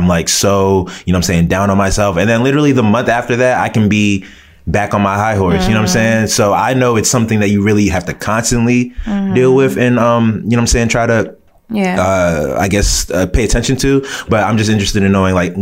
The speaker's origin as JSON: {"language": "English", "country": "United States", "tie": "born or raised there", "said": "I was born and raised here in America. But my parents, I'm a first generation Nigerian."}